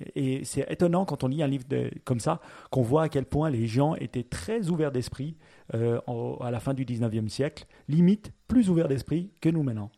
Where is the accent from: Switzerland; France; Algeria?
Switzerland; chez nous en Suisse